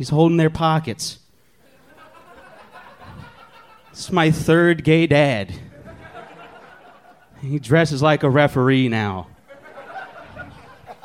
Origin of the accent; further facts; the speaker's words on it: Columbus, Ohio, United States; moved away as an adult; now in Texas, United States; I'm from Columbus